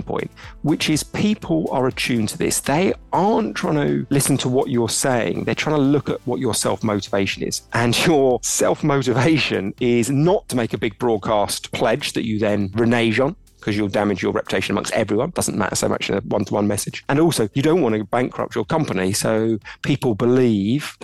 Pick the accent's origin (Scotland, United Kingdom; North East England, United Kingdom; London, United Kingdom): London, United Kingdom; I'm from London, British